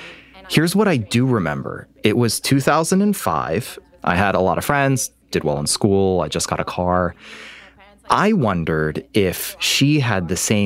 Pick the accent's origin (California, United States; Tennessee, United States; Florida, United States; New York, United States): New York, United States; Albany; also born or lived in Iran; I grew up in what I sincerely believe to be one of the best cities in the country. It's Albany, New York. Growing up, it's not like I tried to ignore my heritage. It's just that growing up American worked for me.